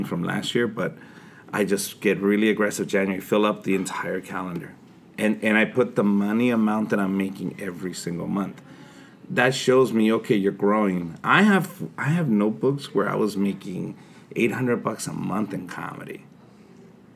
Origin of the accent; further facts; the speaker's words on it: Compton, California, United States; English is a second language; also born or lived in Mexicali, Mexico; I was raised in Mexicali till I was 10 years old. Then we got crossed over the border. We ended up in Compton.